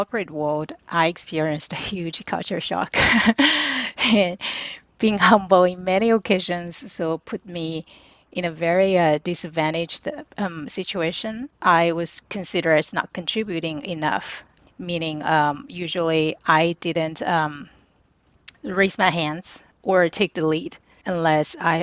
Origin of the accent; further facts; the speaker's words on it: China; moved away; growing up in China, humble is ingrained in my DNA.